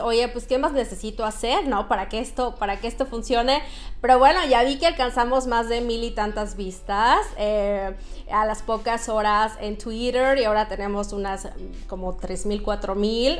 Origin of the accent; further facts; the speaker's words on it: Mexico; moved away as an adult; now in Sweden; somos orgullosamente mexicanos rompiéndola en los países nórdicos